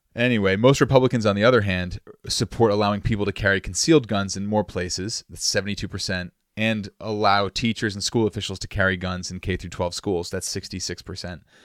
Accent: Massachusetts, United States; I'm from Massachusetts, and I got my L T C a few years ago

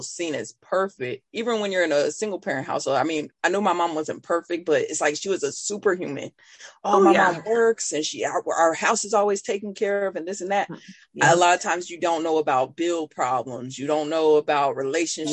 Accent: Burlington, Iowa, United States; also born or lived in Fort Madison, Iowa; I grew up in Burlington, but we moved to Fort Madison

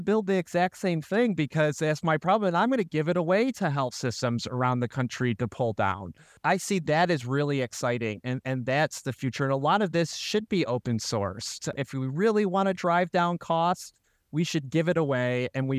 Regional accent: Rochester, New York, United States; So I was born and raised in Rochester, and I love this community.

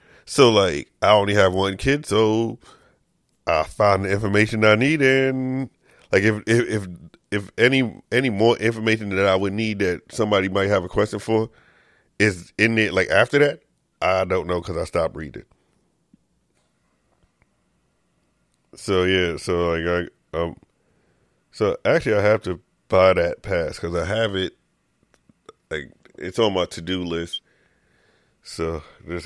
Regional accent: New York, United States; I'm a dude from New York

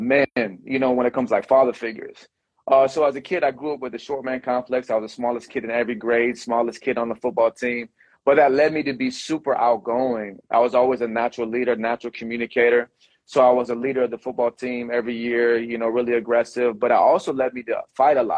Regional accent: Venice, Florida, United States; also born or lived in Houston, Texas; Took me and my sister from Houston here to Florida

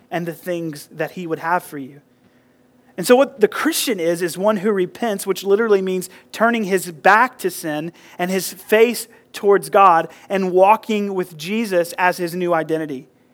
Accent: United States; I grew up here in Burke County in the South

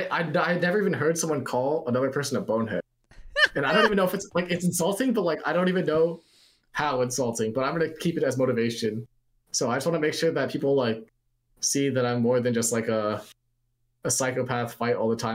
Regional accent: United States; born and raised in America

